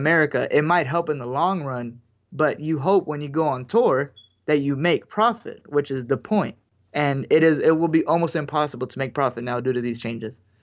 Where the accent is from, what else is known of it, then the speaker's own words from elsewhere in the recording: United States; we're American